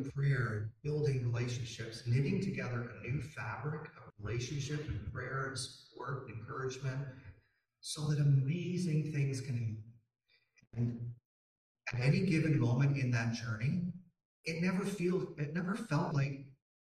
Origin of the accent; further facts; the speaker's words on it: Canada; also born or lived in Toronto; as a Canadian